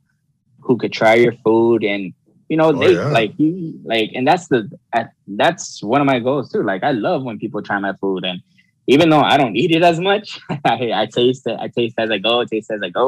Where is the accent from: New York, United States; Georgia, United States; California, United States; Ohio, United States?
California, United States; Los Angeles; now in Baldwin Park, United States; I grew up in El Sereno, and I never forget it.